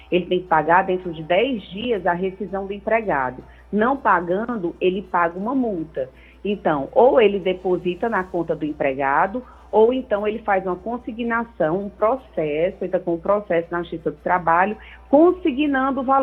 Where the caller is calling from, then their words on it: Maracanaú, Ceará, Brazil; sou aqui do Maracanaú.